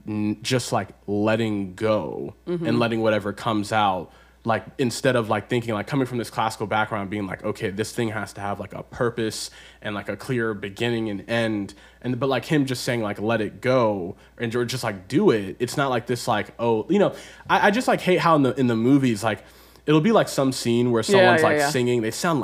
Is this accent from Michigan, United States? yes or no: no; Baltimore, Maryland, United States; I'm from Baltimore